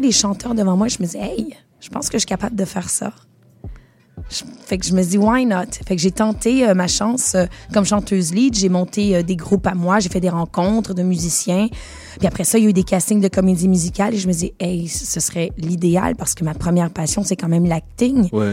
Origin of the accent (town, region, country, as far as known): Montreal, Quebec, Canada; born or raised there; accent: Québécois; moved away as an adult; also born or lived in Venezuela / United States; now in France